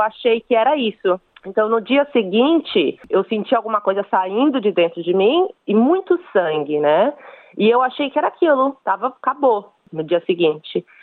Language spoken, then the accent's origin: Portuguese; São Paulo, Brazil; moved away as an adult; now in Cairns, Australia; eu sou de São Paulo, no Brasil, e atualmente eu tô morando em Cairns, na Austrália